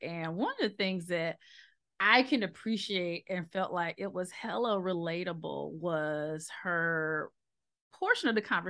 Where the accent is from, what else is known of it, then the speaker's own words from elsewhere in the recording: South Mississippi, United States; now in Memphis, United States; people find out that I'm from Mississippi, especially from South Mississippi, and then when they realize I'm from the portion of South Mississippi that has beaches